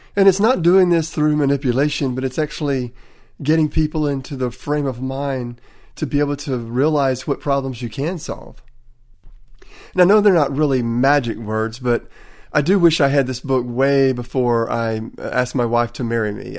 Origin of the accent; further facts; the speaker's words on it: Tennessee, United States; accent: Tennessee; my Tennessee accent